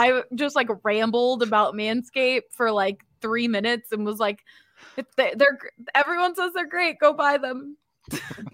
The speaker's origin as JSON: {"language": "English", "town": "Philadelphia", "region": "Pennsylvania", "country": "United States", "moved": "yes", "said": "I am from Philadelphia"}